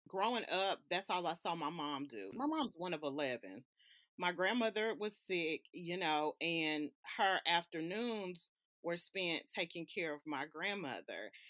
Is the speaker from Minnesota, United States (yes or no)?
no; Alabama, United States; also born or lived in California; I was born in California, and up until the age of six, my mom, she uprooted me and moved me to Alabama.